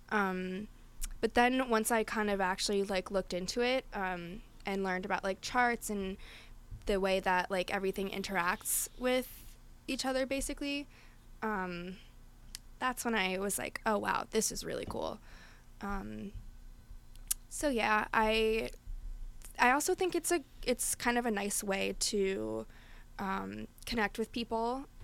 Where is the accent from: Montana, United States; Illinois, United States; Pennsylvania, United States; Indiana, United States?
Pennsylvania, United States; Philadelphia; we're both from Philly